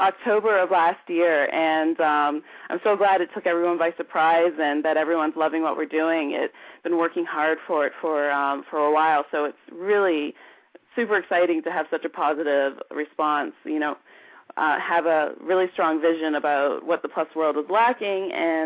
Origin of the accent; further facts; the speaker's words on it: Canada; moved away; growing up in Canada during the 80s